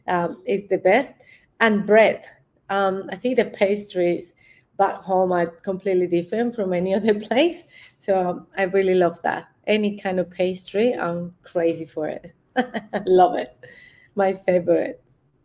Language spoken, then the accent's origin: English; Colombia; English is a second language; moved away as an adult; now in Australia; I box in Australia, but I'm originally from Colombia